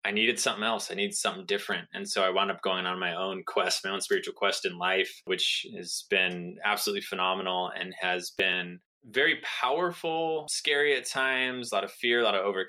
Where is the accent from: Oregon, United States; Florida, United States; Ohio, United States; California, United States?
California, United States; Southern; I grew up in Southern California